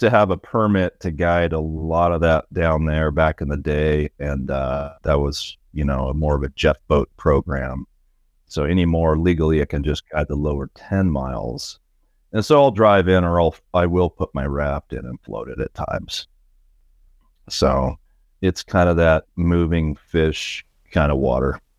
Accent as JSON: {"language": "English", "town": "The Dalles", "region": "Oregon", "country": "United States", "tie": "born or raised there", "said": "my hometown, the Dalles where I grew up"}